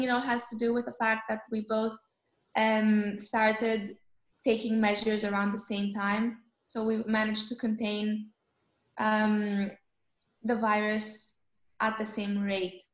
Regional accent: Athens, Attica, Greece; first language Greek; English is a second language; now in Nicosia, Cyprus; I'm from Greece originally

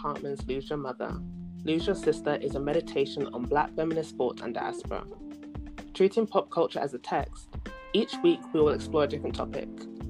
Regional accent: London, United Kingdom; moved away as an adult; now in New York City, United States; I'm a writer from Croydon, which is a borough in South London. So big up South London, big up the ends. I'm of Jamaican descent as well. Right now I'm based in NYC

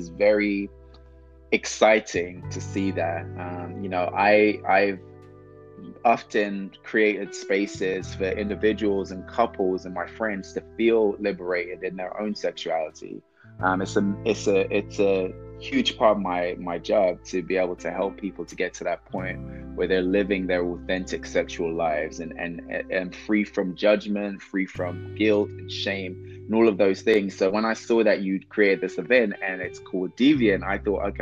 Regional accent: London, United Kingdom; Growing up in London

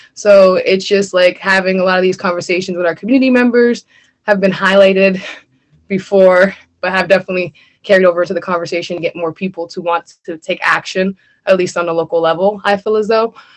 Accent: Erie, Pennsylvania, United States; I live on the Lower East Side. I was raised on Fifth and Wallace

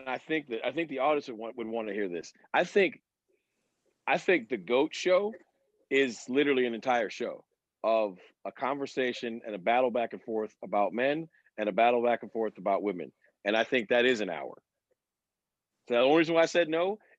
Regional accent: United States; I'm an American

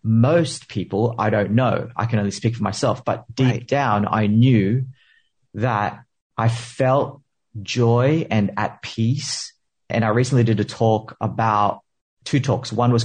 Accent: Philippines; I'm a Filipino immigrant.

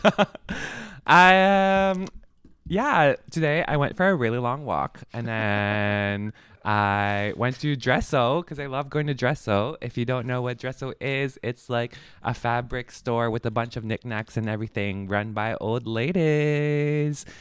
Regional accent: Philippines; I'm Filipino

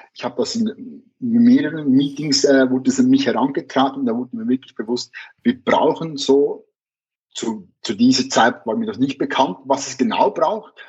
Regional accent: Switzerland; bei uns in der Schweiz

